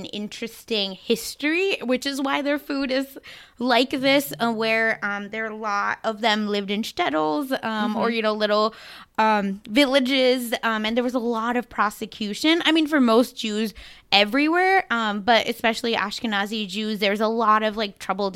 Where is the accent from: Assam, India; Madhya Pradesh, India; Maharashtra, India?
Maharashtra, India; Mumbai; now in United States; where I grew up in India